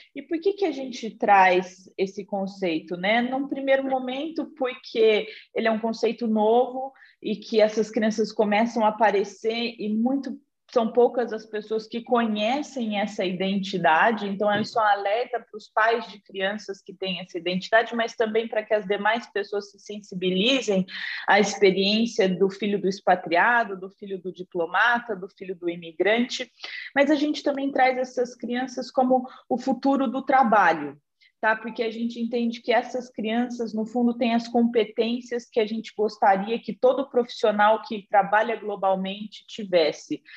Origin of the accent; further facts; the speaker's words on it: Batatais, São Paulo, Brazil; accent: caipira; moved away; also born or lived in Ribeirão Preto; eu sou de Batatais, que é uma cidade bem pequenininha ao lado de Ribeirão Preto